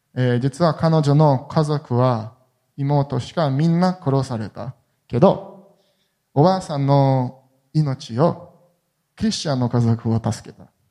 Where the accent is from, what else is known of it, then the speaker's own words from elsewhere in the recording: Jerusalem, Jerusalem District, Israel; Japanese is a second language; エルサレムで生まれて育りました